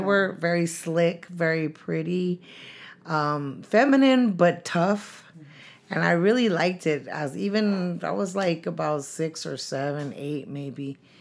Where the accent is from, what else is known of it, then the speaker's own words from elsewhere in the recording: San Francisco, California, United States; also born or lived in San Diego; when I was two, we moved to San Francisco to the Mission District. And, um, uh, I went to school there